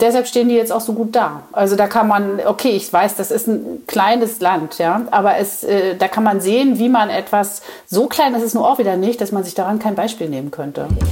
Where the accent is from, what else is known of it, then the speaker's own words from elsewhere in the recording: the East, East Germany, Germany; ich komme ja aus dem Osten